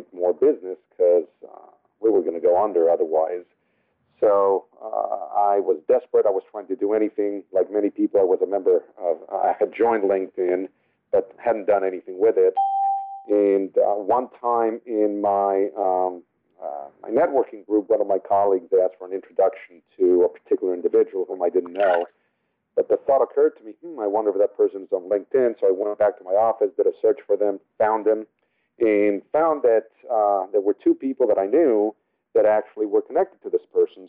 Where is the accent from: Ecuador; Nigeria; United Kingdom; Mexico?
Mexico; Mexico City; first language Spanish; English is a second language; now in La Jolla, United States; I was born and raised in Mexico City, so Spanish is my native tongue